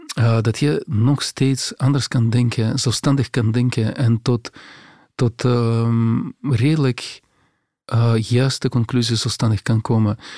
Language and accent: Dutch; Grodno, Grodno Region, Belarus; Dutch is a second language; moved away as an adult; also born or lived in Minsk, Belarus / Moscow, Russia; now in Belgium; de stad waar ik, waar ik ben geboren, de stad, in mijn geboortestad, ja, Grodno